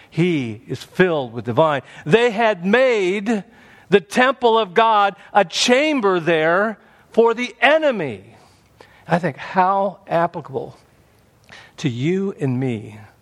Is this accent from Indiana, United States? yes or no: yes; Indiana, United States; Growing up in Indiana, there was a state park near our home called Turkey Run.